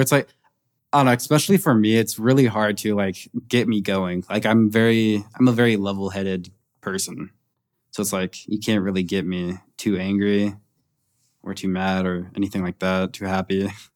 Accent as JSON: {"language": "English", "town": "Naples", "region": "Florida", "country": "United States", "tie": "born or raised there", "said": "my hometown in Naples, Florida"}